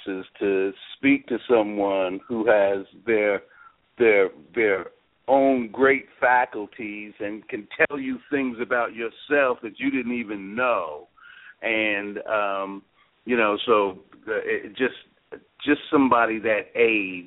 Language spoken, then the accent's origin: English; Port Washington, New York, United States; I grew up in Port Washington, Long Island